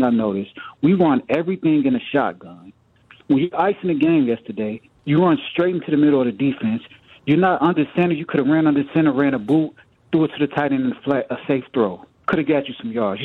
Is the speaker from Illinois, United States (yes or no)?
yes; Chicago, Illinois, United States; now in Minnesota, United States; I'm born and raised in Chicago